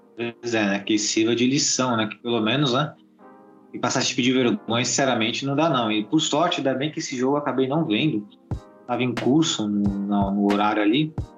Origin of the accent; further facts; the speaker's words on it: Brazil; Nós somos brasileiros